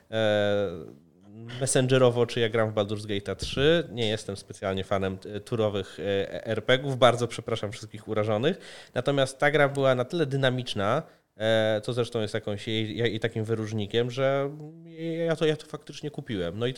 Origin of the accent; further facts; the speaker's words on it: Poland; ja tu jestem z Polski